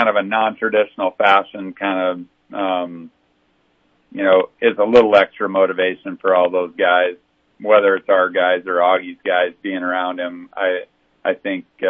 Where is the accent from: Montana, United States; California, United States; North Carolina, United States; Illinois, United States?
Montana, United States; now in South Dakota, United States; I grew up in Montana